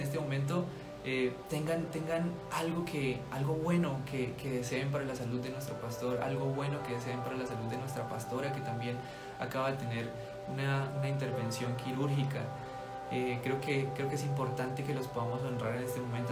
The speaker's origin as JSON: {"language": "Spanish", "country": "Colombia"}